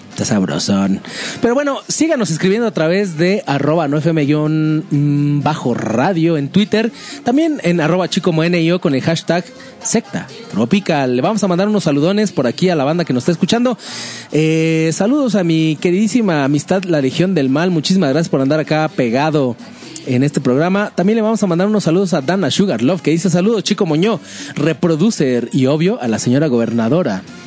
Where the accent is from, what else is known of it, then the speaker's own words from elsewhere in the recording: Mexico; como mexicano